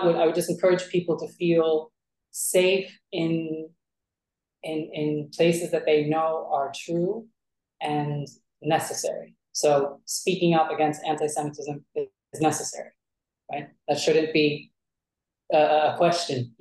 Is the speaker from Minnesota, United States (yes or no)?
no; Philadelphia, Pennsylvania, United States; moved away as an adult; now in Tel Aviv, Israel; I'm from Philadelphia. I you know, grew up in the foster care system.